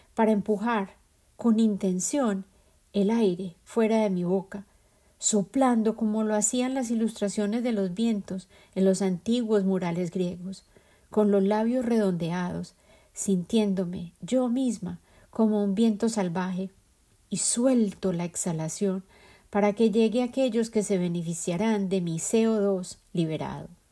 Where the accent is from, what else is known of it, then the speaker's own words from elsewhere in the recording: Colombia; moved away; El ajiaco es el plato típico de la capital de mi país de origen, Colombia